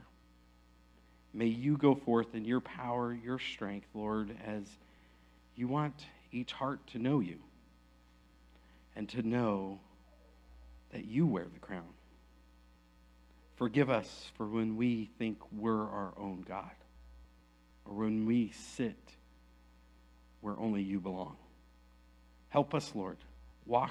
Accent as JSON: {"language": "English", "town": "Aledo", "region": "Texas", "country": "United States", "said": "I'm from Aledo"}